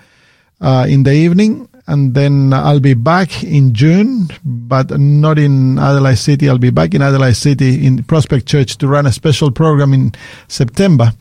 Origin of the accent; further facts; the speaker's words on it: Chile; now in Sydney, Australia; I'm from Sydney. I live in Sydney, but originally I come from Chile. I've lived in Australia since 1989